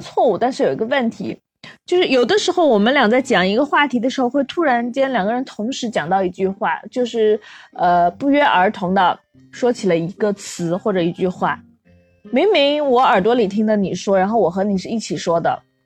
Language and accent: Chinese; Inner Mongolia, China; 毕竟我们都是内蒙古人嘛